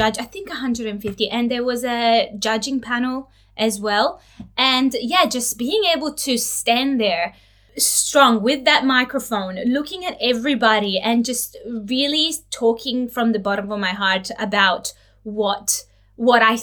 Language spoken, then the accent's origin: English; Italy; now in Australia; I'm originally from Italy